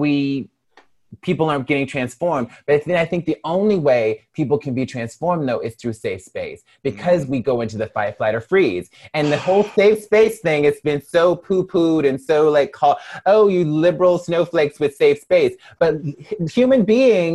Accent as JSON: {"language": "English", "town": "Mobile", "region": "Alabama", "country": "United States", "tie": "born or raised there", "also_born_or_lived": "Birmingham, Alabama", "moved": "yes", "lives_now": "Los Angeles, United States", "said": "I am a Black woman born and raised in Mobile, Alabama"}